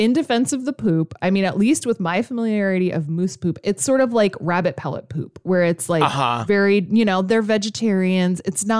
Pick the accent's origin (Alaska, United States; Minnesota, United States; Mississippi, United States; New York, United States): Alaska, United States; because I grew up in Alaska.